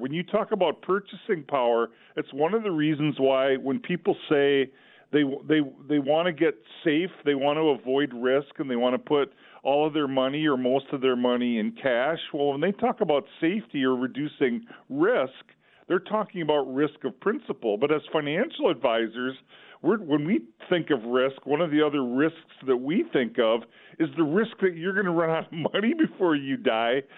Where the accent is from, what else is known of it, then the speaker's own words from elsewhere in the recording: Olivia, Minnesota, United States; I grew up in Olivia, Minnesota